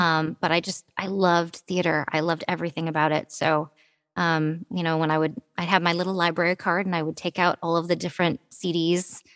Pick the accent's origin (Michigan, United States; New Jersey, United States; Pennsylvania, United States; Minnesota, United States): Michigan, United States; Detroit; I was born in Detroit, Michigan. Um, I, am a happy little Midwestern girl